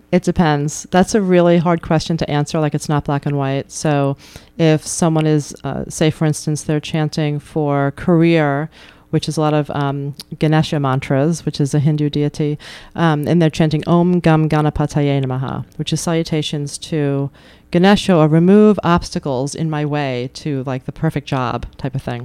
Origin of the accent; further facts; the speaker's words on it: New York, United States; now in Keene, United States; I grew up in New York